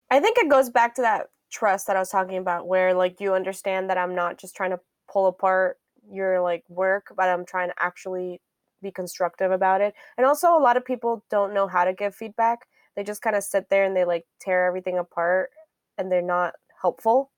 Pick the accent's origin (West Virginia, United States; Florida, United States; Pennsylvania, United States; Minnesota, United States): Florida, United States; Miami; moved away; I grew up in Miami, Florida